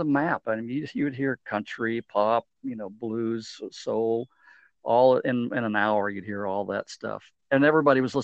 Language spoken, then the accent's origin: English; Midland, Texas, United States; I grew up in West Texas, a town called Midland